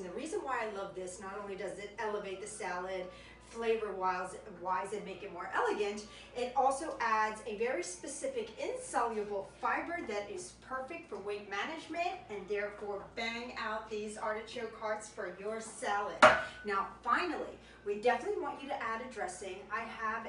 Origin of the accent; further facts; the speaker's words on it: right outside Naples, Campania, Italy; moved away; I went to my hometown right outside Naples